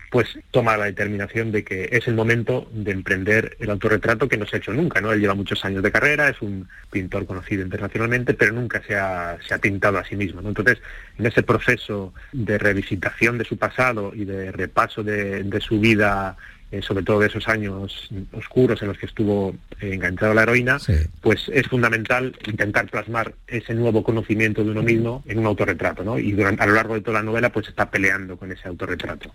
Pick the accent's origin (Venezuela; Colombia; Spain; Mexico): Spain; Torrejón de Ardoz, Community of Madrid; moved away as an adult; now in Córdoba, Spain; Yo nací en, Madrid, crecí en Torrejón de Ardoz y, vivo en Córdoba desde hace cuatro años